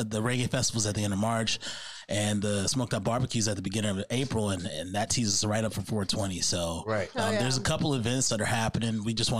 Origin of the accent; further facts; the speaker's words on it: Chicago, Illinois, United States; everybody who knows me, they know I'm from Chicago